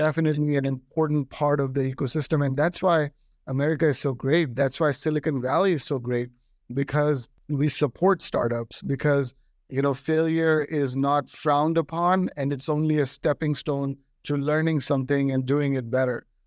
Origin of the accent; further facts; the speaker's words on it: Delhi, India; now in United States; I got an opportunity to come from Delhi to the United States. Uh, so I'm an Indian-born American